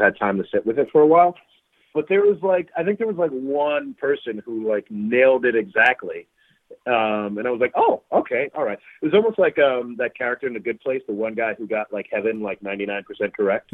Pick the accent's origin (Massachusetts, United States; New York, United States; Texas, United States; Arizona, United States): New York, United States; New York City; moved away; my hometown of, from Brooklyn